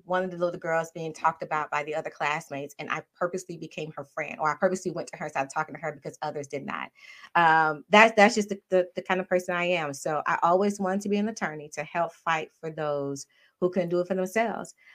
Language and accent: English; Miami, Florida, United States; moved away as an adult; now in Maryland, United States; Parents are both from Haiti. Uh, but I was born and raised in Miami